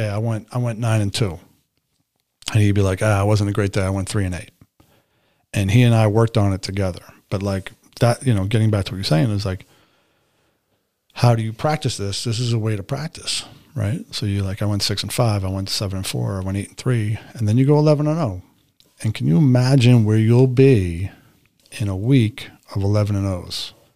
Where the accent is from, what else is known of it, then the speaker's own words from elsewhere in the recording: New York City, New York, United States; moved away; I had a pretty significant range of experience as a teenager, especially growing up in New York City